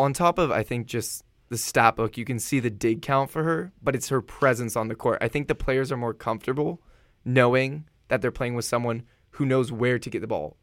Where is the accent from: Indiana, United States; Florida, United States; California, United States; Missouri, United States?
California, United States; San Diego; moved away; I'm from San Diego.